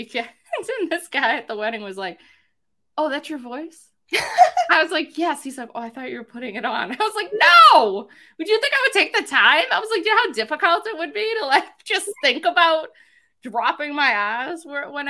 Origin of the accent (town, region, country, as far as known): Boston, Massachusetts, United States; accent: Boston